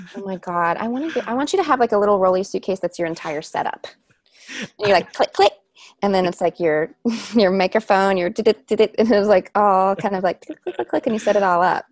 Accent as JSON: {"language": "English", "town": "Shelbyville", "region": "Kentucky", "country": "United States", "tie": "born or raised there", "said": "I was born in Shelbyville, Kentucky, and my grandfather had a parade for me down Main Street."}